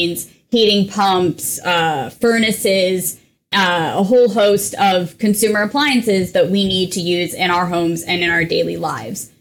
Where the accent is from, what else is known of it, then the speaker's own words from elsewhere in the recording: New England, United States; I'm also originally from New England